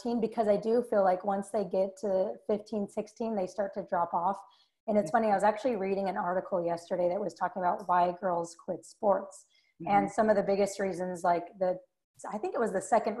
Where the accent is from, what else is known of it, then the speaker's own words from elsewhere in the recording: Salt Lake City, Utah, United States; grew up in Salt Lake City, Utah